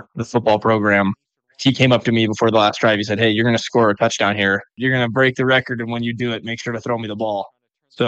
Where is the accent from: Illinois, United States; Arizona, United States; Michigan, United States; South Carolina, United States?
Arizona, United States; Phoenix; moved away; We grew up in Phoenix, Arizona together